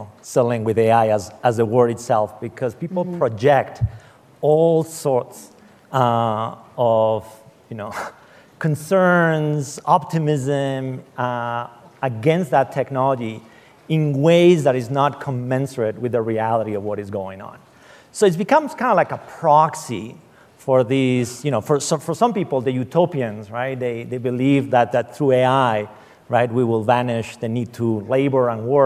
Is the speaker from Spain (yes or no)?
yes; Spain; moved away; I come in from Spain